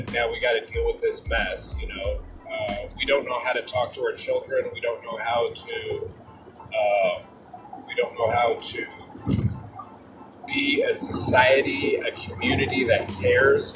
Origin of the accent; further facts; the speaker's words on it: Des Moines, Washington, United States; my hometown of Des Moines, Washington